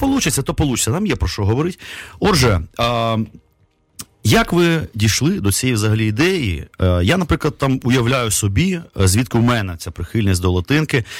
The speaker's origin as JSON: {"language": "Ukrainian", "region": "Kyiv", "country": "Ukraine", "said": "там російською переважно мовою, там бо ми кияни"}